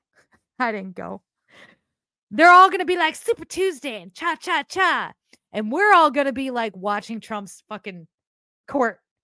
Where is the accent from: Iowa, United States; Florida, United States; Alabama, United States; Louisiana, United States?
Iowa, United States; I'm from Iowa